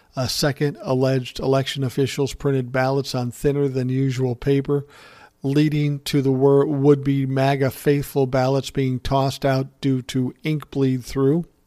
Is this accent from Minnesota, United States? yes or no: yes; Minneapolis, Minnesota, United States; my hometown of Minneapolis